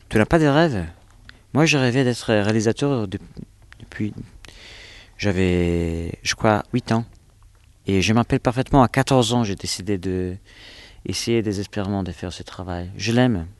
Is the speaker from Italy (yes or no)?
yes; Italy; French is a second language; moved away; je suis italien